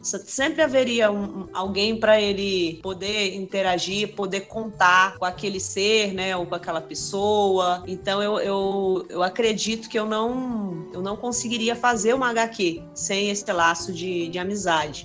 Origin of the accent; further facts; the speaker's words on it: Brasília, Federal District, Brazil; Sou de Brasília, nascida, criada por aqui